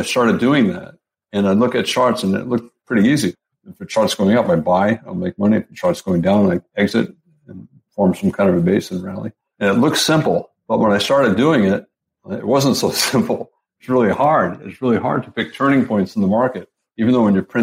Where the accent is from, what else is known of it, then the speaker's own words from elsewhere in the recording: Providence, Rhode Island, United States; moved away; I grew up in Providence, Rhode Island, back in the East Coast